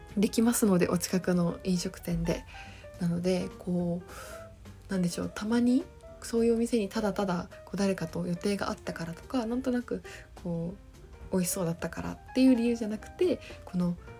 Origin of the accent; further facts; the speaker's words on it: Okayama, Japan; now in Tokyo, Japan; 私岡山県出身なので